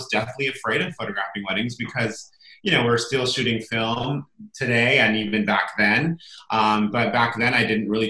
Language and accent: English; Solvang, California, United States; now in Santa Barbara, United States; I grew up in a small little town called Solvang, California, Central California